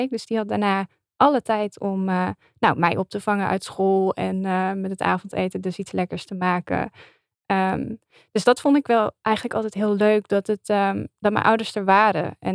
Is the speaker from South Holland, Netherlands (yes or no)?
no; Limburg, Netherlands; accent: Limburgish; En ik heb daar dus meteen eh, mijn Limburgse roots met mijn accent laten vallen.